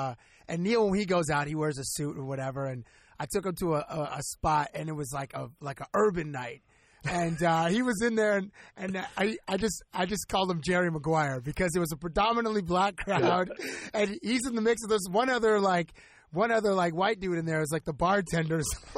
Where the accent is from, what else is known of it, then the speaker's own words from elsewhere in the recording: Toronto, Ontario, Canada; from Toronto.